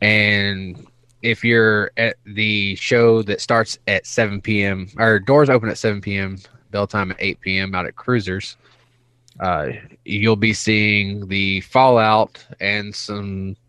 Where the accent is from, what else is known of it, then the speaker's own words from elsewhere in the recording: East Coast, United States; Oh, it's kind of funny because I'm from the East Coast, and back home, when we get snow, like everything shuts down